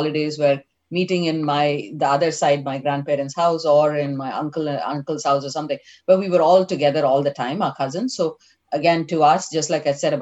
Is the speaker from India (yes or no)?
yes; Chennai, Tamil Nadu, India; moved away as an adult; now in San Francisco, United States; We grew up in Mylapore Agraharam, which is, you know, as you've heard the word Tambram and a Brahmin colony